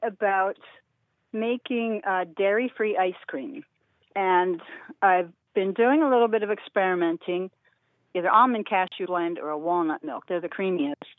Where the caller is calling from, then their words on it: Warminster, Pennsylvania, United States; I am calling from Warminster, Pennsylvania